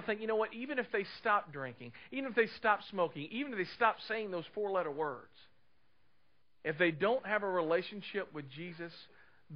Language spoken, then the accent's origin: English; Clarksville, United States; moved away as an adult; also born or lived in Dallas, Texas; I grew up in Clarksville, lived here all of my life, left in 93